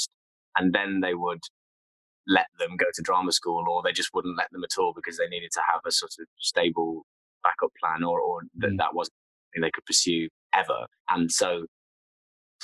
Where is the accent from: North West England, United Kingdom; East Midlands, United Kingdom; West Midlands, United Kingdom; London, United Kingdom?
East Midlands, United Kingdom; Nottingham; I'm from Nottingham